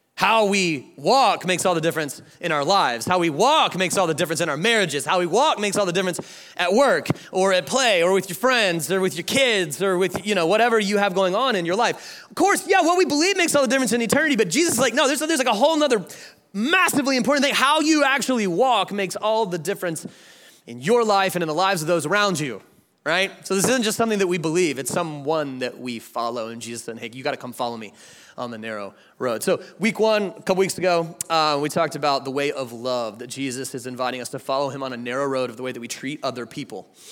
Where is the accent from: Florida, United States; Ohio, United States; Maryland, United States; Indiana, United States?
Florida, United States; Jacksonville; now in Atlanta, United States; I'm from Atlanta, Georgia, but I was born right here in Jacksonville, Florida. And so this is my hometown